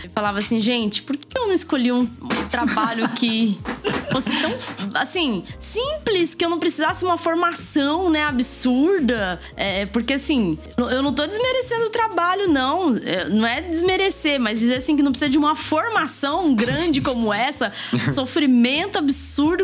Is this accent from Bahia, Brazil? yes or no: no; Mato Grosso do Sul, Brazil; moved away as an adult; also born or lived in Paraná; now in São Paulo, Brazil; eu sou do Mato Grosso do Sul